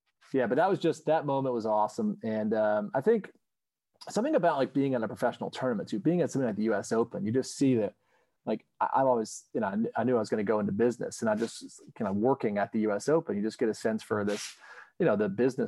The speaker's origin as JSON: {"language": "English", "town": "Sanford", "region": "North Carolina", "country": "United States", "tie": "born or raised there", "also_born_or_lived": "Battle Creek, Michigan", "said": "So, I grew up, I was born in Battle Creek, Michigan, but, soon after, I landed on planet Earth, I was, my parents moved to Sanford, North Carolina, which is pretty near Pinehurst."}